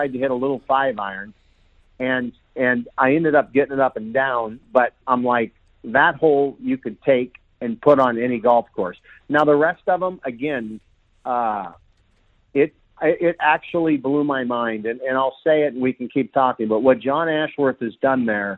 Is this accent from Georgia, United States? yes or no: no; Seattle, Washington, United States; I grew up in Seattle